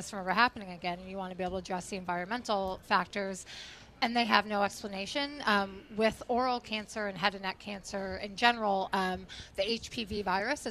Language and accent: English; Connecticut, United States; moved away as an adult; now in Providence, United States; Growing up in Connecticut